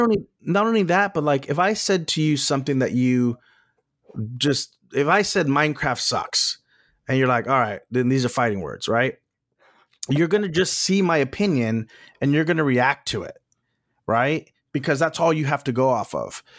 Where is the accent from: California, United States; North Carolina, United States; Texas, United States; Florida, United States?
Texas, United States; moved away; also born or lived in Los Angeles; I'm from Texas, we've both lived in Los Angeles